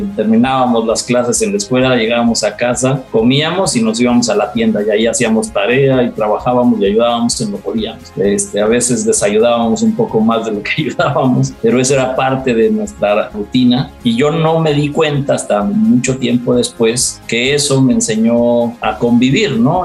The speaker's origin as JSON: {"language": "Spanish", "region": "Mexico City", "country": "Mexico", "tie": "born or raised there", "said": "Somos eh, una familia que yo nací en la Ciudad de México"}